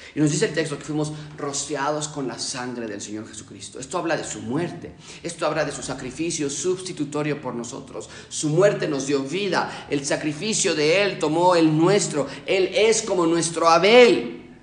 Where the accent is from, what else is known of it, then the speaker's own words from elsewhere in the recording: Mexico; yo no soy expatriado, yo soy mexicano